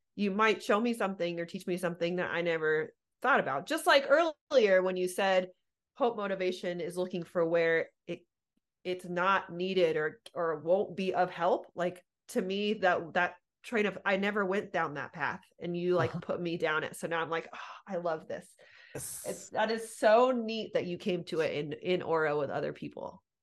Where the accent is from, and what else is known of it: Southern California, United States; born or raised there